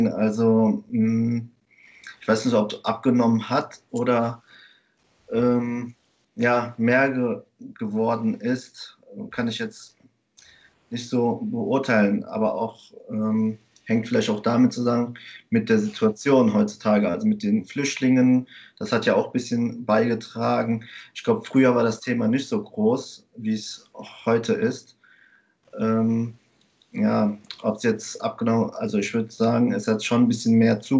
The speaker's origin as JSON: {"language": "German", "country": "Germany", "tie": "born or raised there", "said": "Ich lebe in Bulley an der Mosel. Ähm, ich bin in Deutschland geboren und aufgewachsen, ähm, bin verheiratet und habe eine Tochter."}